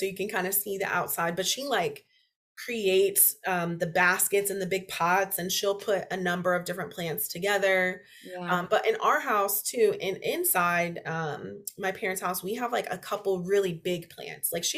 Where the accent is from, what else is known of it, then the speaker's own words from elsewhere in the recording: Indianapolis, Indiana, United States; also born or lived in North Carolina; I grew up in Indy. I went to college at IU. I came back to Indy